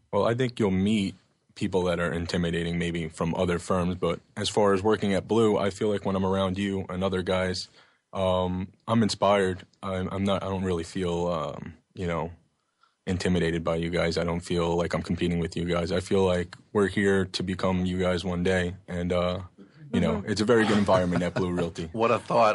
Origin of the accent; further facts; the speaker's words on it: Oceanside, New York, United States; I grew up in Oceanside, which is in Long Island on the South Shore